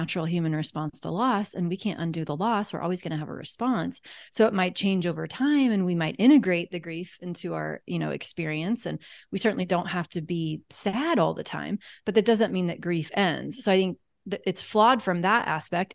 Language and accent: English; Kansas, United States; I'm from Kansas